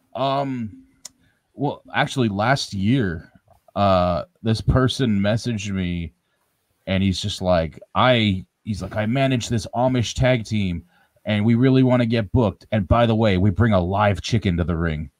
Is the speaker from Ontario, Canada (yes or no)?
yes; Ottawa, Ontario, Canada; in C4 here in Ottawa, my hometown